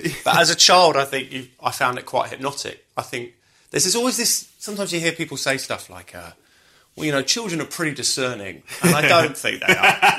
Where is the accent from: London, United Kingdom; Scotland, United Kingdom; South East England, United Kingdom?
South East England, United Kingdom; Brighton; I grew up in Brighton.